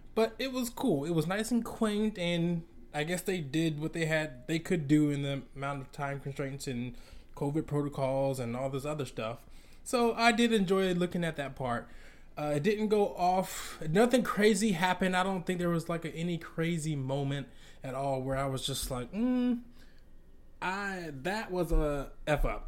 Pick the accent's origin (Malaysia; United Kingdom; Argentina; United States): United States; Atlanta, Georgia; I'm from Atlanta, Georgia